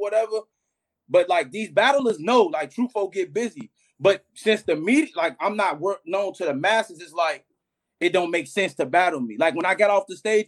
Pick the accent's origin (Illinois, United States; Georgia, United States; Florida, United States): Illinois, United States; Chicago; I'm from Chicago.